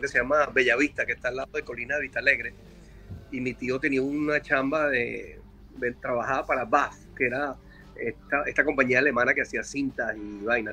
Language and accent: Spanish; Caracas, Capital District, Venezuela; moved away; also born or lived in San Antonio de los Altos, Venezuela; nací en Caracas en el año 64.